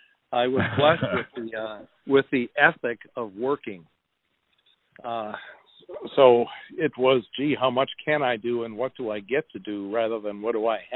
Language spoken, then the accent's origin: English; Wisconsin, United States; now in Alaska, United States; So I came in 1978 up from Wisconsin, bought a one-way plane ticket. It was my first airplane ride ever.